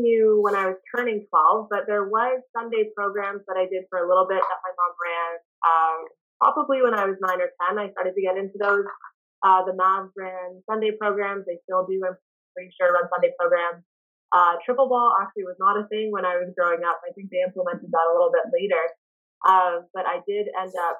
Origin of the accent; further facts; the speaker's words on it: Ottawa, Ontario, Canada; moved away as an adult; also born or lived in Thunder Bay, Ontario; growing up in Ottawa